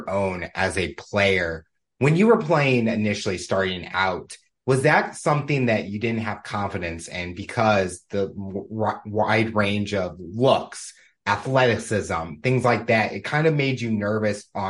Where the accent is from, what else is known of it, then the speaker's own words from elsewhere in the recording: St. Louis, Missouri, United States; I'm from St. Louis.